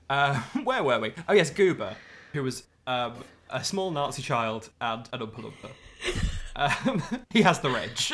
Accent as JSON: {"language": "English", "region": "Midlands", "country": "United Kingdom", "said": "We're from both from the Midlands"}